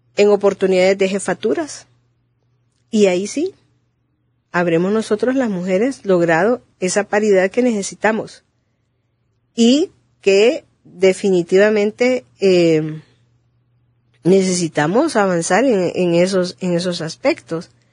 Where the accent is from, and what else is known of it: Honduras